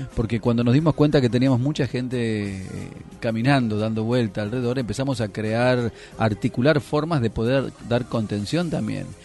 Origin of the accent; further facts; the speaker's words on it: Mendoza, Argentina; moved away as an adult; now in Buenos Aires, Argentina; yo vengo de Mendoza, estudié en la Universidad Nacional de Cuyo